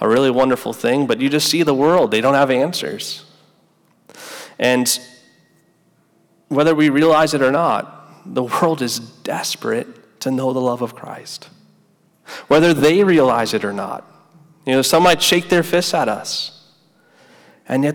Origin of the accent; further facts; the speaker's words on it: United States; now in Gainesville, United States; I grew up right outside New York City